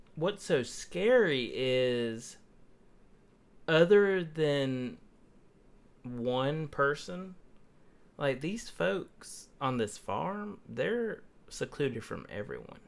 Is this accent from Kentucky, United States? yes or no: no; Toddleton, Georgia, United States; had most of his, you know, younger years growing up on Toddleton, Georgia